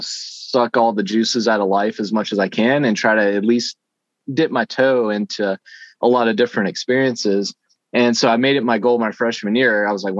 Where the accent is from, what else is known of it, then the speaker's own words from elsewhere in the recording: Shenandoah Valley, Virginia, United States; I grew up in the Shenandoah Valley. I'm just a country boy. I didn't get out a whole lot.